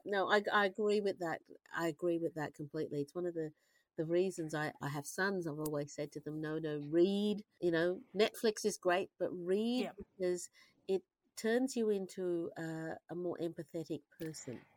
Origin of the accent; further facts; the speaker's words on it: Australia; I'm an Australian, so I, I understand the way Australians look at the world